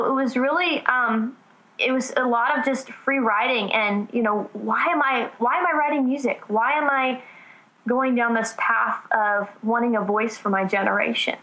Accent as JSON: {"language": "English", "region": "Southern California", "country": "United States", "said": "I'm from Southern California, so L.A. is a lot closer than Nashville"}